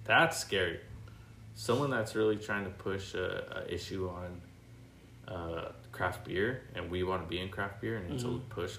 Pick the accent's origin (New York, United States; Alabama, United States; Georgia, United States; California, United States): California, United States; La Mirada; La Mirada, California. So I'm on the border of Orange County, LA County. So that city's just split in half.